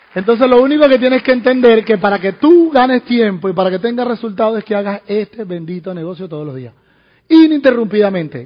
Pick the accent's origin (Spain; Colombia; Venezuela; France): Venezuela; moved away; en Venezuela, en mi país